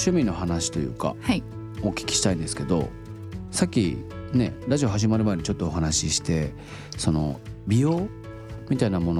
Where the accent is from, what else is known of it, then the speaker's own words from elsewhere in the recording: Saga, Japan; 佐賀県もすごく僕佐賀なんですよ実家が